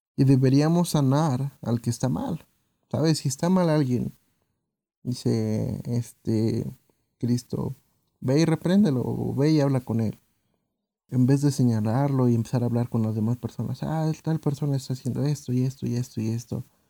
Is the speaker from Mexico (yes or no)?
yes; Mexico; como mexicanos